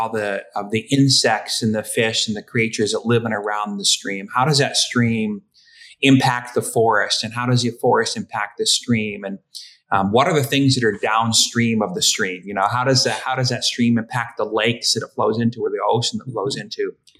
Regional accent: the East, United States; oh, I grew up in the East and I like brook trout

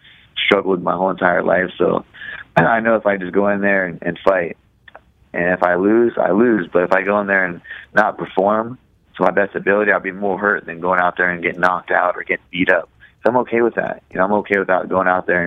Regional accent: Ohio, United States

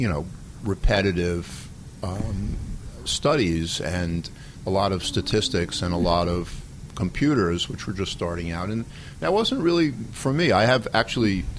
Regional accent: New York City, New York, United States; as a kid growing up in the Bronx

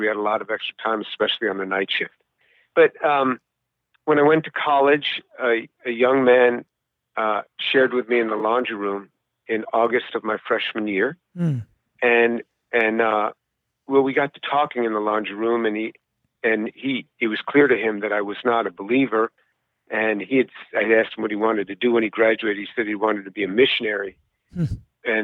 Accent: New York, United States; now in Houston, United States; I was born in New York City. I grew up just outside of New York City, in the suburbs, just outside, about a 20-minute drive down into the city

